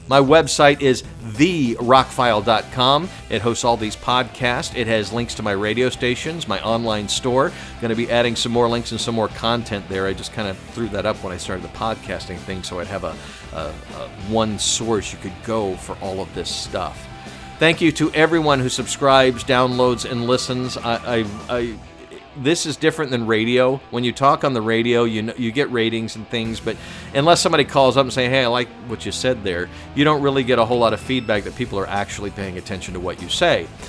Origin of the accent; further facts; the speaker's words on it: Atlanta, Georgia, United States; Atlanta, my hometown